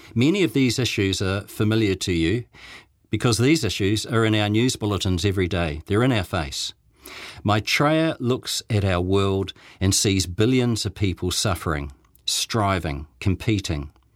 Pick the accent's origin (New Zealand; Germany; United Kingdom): New Zealand; Dunedin, Otago; now in Christchurch, New Zealand; Back in the nineteen sixties, when I was growing up in Dunedin